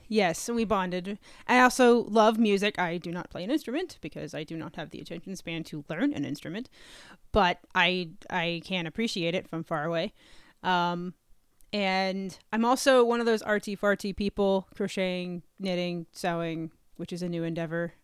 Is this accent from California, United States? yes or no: no; North Carolina, United States; moved away as an adult; also born or lived in Texas; now in Virginia, United States; I grew up in North Carolina.